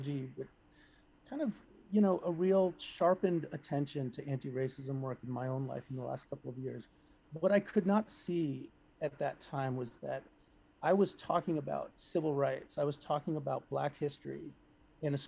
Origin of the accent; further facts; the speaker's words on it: Melrose, Massachusetts, United States; my hometown here in Melrose